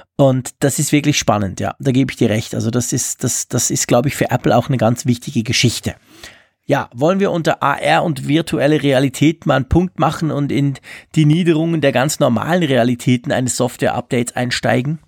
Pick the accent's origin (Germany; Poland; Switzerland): Switzerland; bei uns in der Schweiz